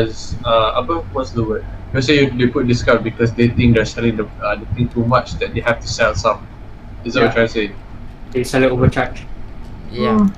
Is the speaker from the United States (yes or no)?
no; Malaysia; we're Malaysian.